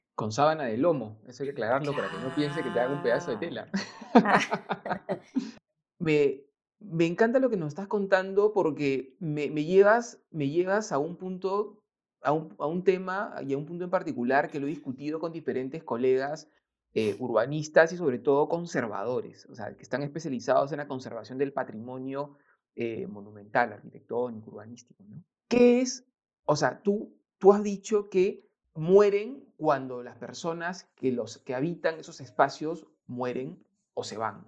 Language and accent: Spanish; Lima, Peru; yo nací en Lima